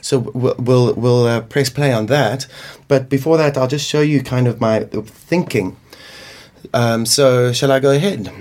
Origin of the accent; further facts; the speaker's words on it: Limpopo, South Africa; now in Cape Town, South Africa; I, I, grew up in Limpopo, in, in kind of like an African village called Mbokota, near Venda.